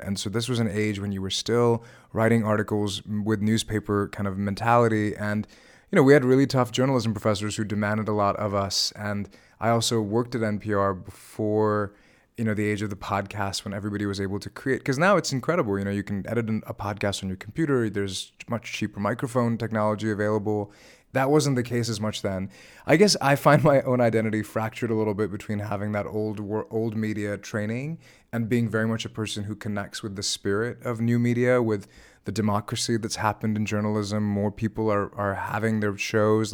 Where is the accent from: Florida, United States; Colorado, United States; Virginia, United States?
Virginia, United States; growing up in Virginia where I grew up